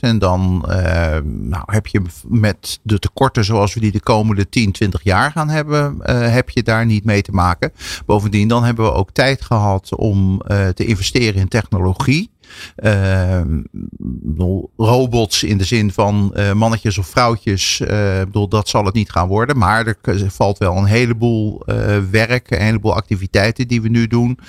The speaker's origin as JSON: {"language": "Dutch", "country": "Netherlands", "said": "als Nederlanders."}